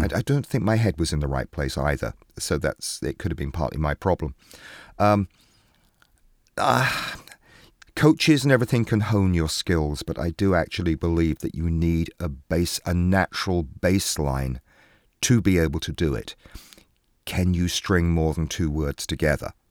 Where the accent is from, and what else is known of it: England, United Kingdom; now in New York, United States